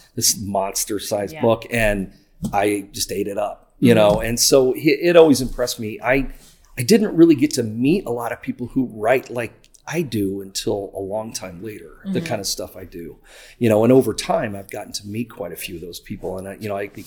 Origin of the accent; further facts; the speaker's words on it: near Decatur, Illinois, United States; growing up nearby and then living there when I was young